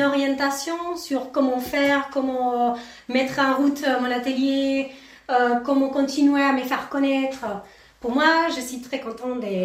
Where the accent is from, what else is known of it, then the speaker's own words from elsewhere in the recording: Argentina; French is a second language; now in Courtisols, France; je suis argentine